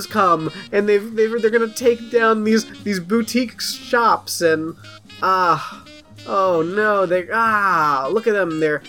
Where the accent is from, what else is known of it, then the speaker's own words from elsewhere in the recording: New York City, New York, United States; I'm from New York City, so I've seen almost everything, including the Twin Towers falling a few blocks from my apartment.